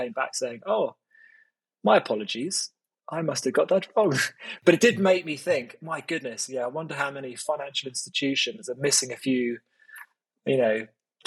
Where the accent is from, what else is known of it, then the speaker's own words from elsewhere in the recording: United Kingdom; I'm quite British, so I am